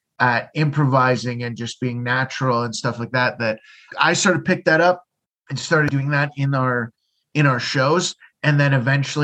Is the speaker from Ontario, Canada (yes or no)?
yes; London, Ontario, Canada; moved away as an adult; now in Halifax, Canada; London, Ontario, Canada